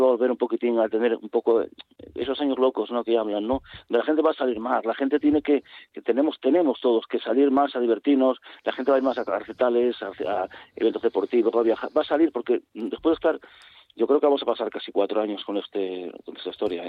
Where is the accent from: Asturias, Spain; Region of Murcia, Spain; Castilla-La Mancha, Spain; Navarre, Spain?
Asturias, Spain; Gijón; yo soy de Gijón